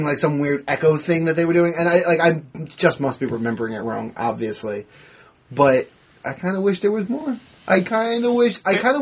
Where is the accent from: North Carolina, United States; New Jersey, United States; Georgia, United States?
New Jersey, United States; I'm from Jersey.